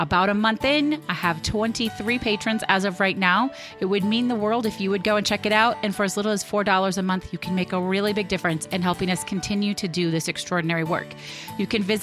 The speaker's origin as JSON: {"language": "English", "country": "United States", "said": "As an American"}